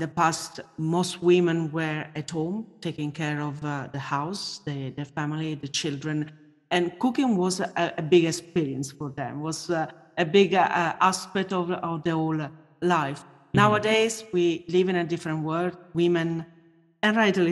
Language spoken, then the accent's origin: English; Italy; I grew up in Italy